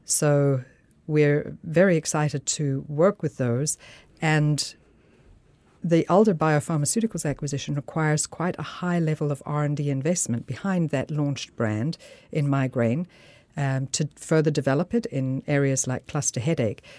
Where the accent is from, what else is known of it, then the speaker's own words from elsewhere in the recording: South Africa; moved away as an adult; also born or lived in Switzerland / United States; now in Denmark; I'm a physician from South Africa, born to Scottish parents who emigrated to Africa